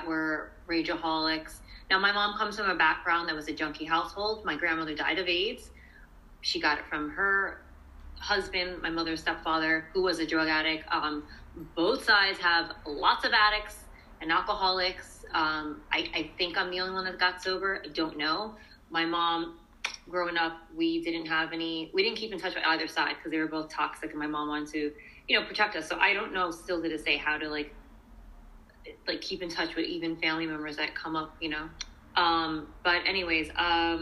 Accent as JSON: {"language": "English", "town": "New York City", "region": "New York", "country": "United States", "tie": "born or raised there", "said": "I grew up in Brooklyn. I'm from Brooklyn"}